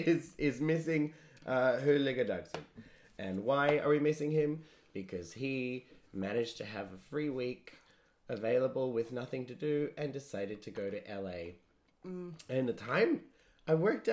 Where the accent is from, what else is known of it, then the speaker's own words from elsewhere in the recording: Australia; I am Australian.